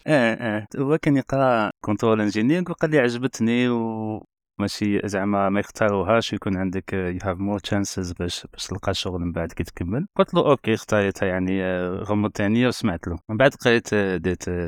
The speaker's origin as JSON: {"language": "Arabic", "town": "Collo", "region": "Skikda Province", "country": "Algeria", "tie": "born or raised there", "moved": "yes", "said": "انا انا كبرت مدينه القل"}